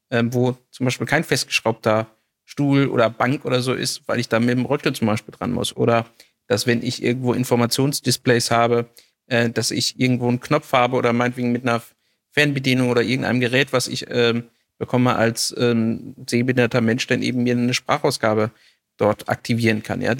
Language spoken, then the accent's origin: German; Hameln, Lower Saxony, Germany; ich komme hier irgendwie aus Hameln, Rattenfängerstadt, alles Altstadt, ja.